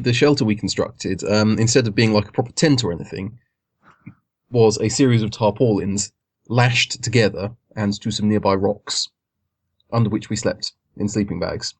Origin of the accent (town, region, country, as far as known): Guildford, South East England, United Kingdom